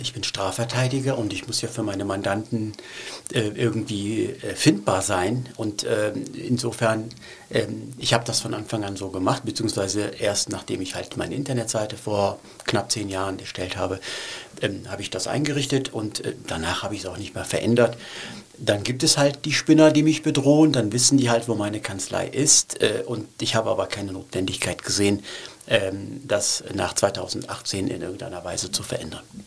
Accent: Cologne, North Rhine-Westphalia, Germany; German is a second language; also born or lived in Turkey; ich wollte nicht nach Deutschland, ich wollte nicht nach Köln kommen

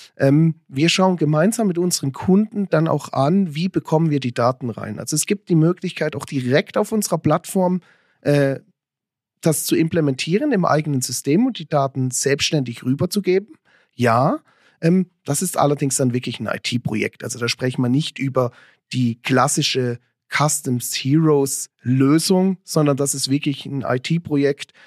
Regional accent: Lörrach / Weil am Rhein area, Baden-Württemberg, Germany; now in Switzerland; ich komme aus der Ecke von Lörrachweil am Rhein

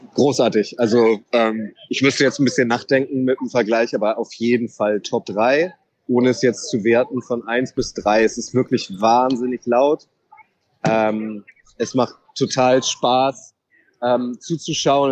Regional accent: Germany; wir kommen aus, aus Germany

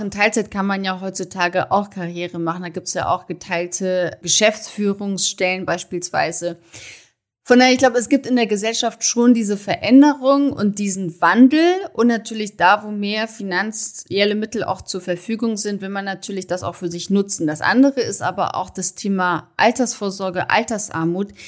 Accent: Germany; also born or lived in Munich; bei uns in Deutschland herrscht noch das klassische Rollenbild

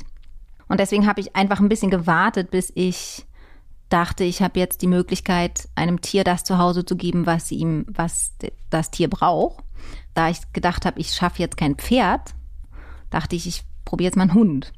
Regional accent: Berlin, Germany; ich bin in Hohenschönhausen und in Mitte und Prenzlauer Berg groß geworden

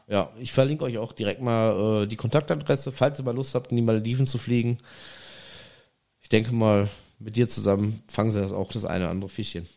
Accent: Germany; ich bin, ne, Deutscher

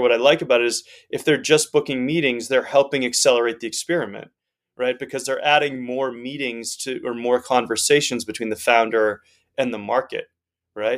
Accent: Northeast United States, United States; moved away as an adult; also born or lived in Amsterdam; I grew up uh, in the Northeast United States

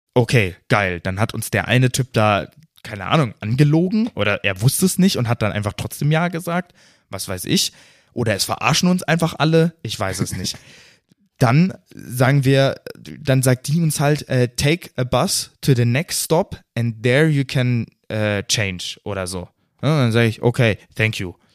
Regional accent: Germany; als Deutscher

